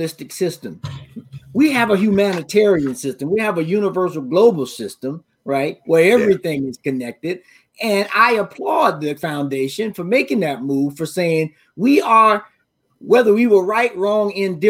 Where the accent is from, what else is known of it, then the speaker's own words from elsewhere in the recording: Florida, United States; I'm from Florida and we had tons of mulberry trees